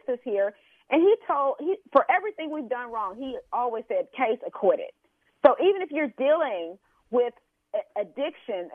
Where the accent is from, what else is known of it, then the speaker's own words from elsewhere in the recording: Houston, Texas, United States; I'm a native Houstonian